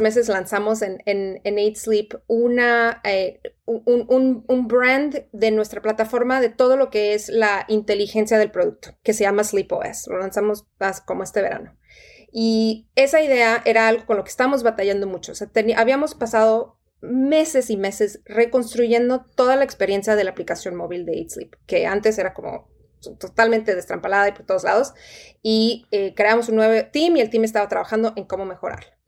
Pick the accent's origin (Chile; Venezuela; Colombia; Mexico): Mexico; Tijuana, Baja California; moved away as an adult; also born or lived in Monterrey; yo crecí en Tijuana toda, toda mi, vida eh, de, niña y de adolescente hasta que me fui a los casi 18 años para estudiar en, Monterrey